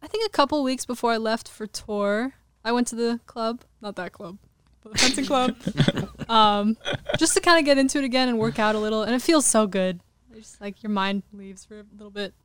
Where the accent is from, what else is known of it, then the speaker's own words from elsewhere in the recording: Glendale, California, United States; I grew up in Glendale, which is kind of outside the main